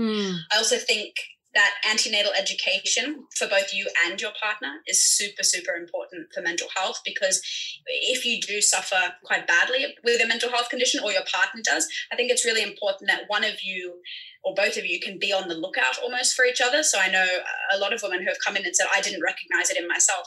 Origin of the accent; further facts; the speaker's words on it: Sydney, New South Wales, Australia; now in Hong Kong; I'm a midwife from Sydney